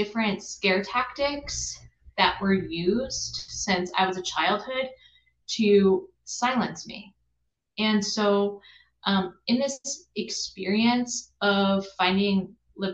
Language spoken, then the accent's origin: English; Midwest, United States; moved away as an adult; also born or lived in Appalachia; now in New York, United States; I grew up in the Midwest, and then I've also lived in Appalachia, as well as right now I live in the Northeast